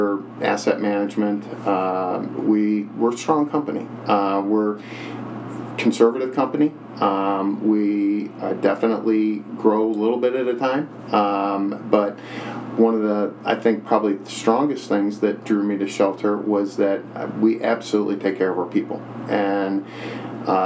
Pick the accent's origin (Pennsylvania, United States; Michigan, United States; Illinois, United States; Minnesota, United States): Illinois, United States; Huntley; moved away as an adult; I grew up in Huntley, which is in the area in McHenry County, and had moved away for quite a while